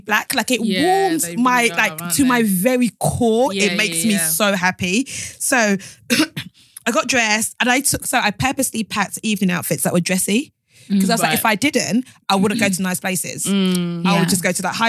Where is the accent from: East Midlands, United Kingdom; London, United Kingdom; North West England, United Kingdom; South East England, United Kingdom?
London, United Kingdom; accent: English